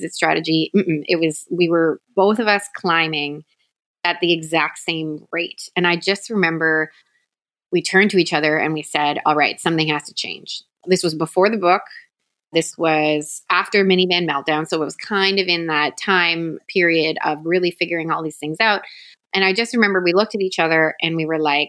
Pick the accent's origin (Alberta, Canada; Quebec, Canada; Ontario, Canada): Ontario, Canada; Toronto; moved away as an adult; now in Southwest Florida, United States; I was born and raised in Toronto, Canada